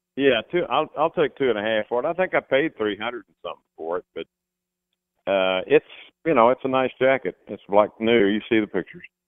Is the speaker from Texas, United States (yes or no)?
yes; Texas, United States; moved away as an adult; now in Arizona, United States; I'm from Texas and I'm a cowboy fan